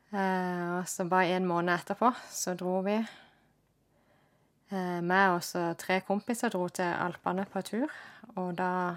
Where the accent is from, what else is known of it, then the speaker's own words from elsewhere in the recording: Kristiansand, Agder, Norway; jeg ble født og oppvokst i Kristiansand, midt i byen.